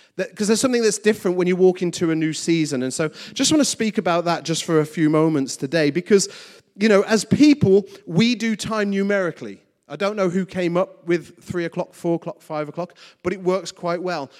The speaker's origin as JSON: {"language": "English", "region": "West Midlands", "country": "United Kingdom", "tie": "born or raised there", "said": "my schooling in the West Midlands"}